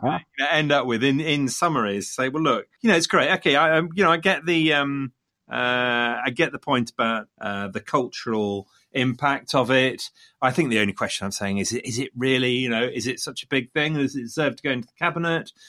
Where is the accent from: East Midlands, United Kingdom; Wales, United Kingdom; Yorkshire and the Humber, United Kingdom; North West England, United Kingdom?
East Midlands, United Kingdom; Leicester; coming from Leicester, Leicester being my hometown